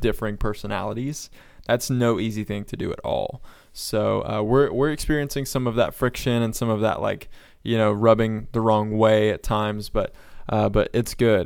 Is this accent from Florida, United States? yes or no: yes; North Florida, United States; also born or lived in Sunrise, Florida; we moved from South Florida up to North Florida. So my parents, uh, owned a farm